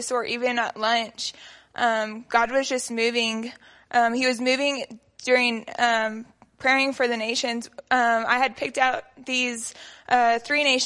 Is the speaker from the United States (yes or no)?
yes; Lubbock, Texas, United States; also born or lived in Midland, Texas; So I am from Lubbock. I moved from Midland whenever I was 1.5, and I have been in Foursquare my entire life